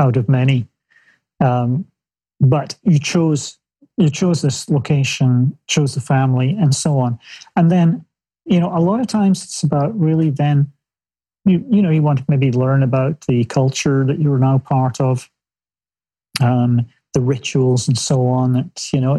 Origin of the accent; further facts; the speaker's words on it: Scotland, United Kingdom; I was the only 16-year-old kid growing up in Scotland